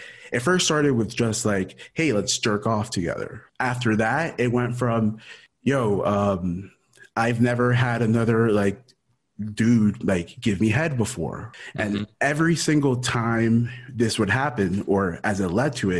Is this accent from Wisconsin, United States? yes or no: no; Miami, Florida, United States; also born or lived in Ecuador; born in Ecuador, raised in Miami. I came to the U.S. when I was in 89. I must have been three-ish or so. So lived in Miami my whole life